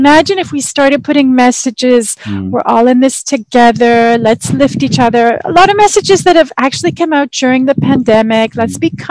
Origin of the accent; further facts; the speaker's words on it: Canada; also born or lived in Israel; I'm from Canada, I'm Canadian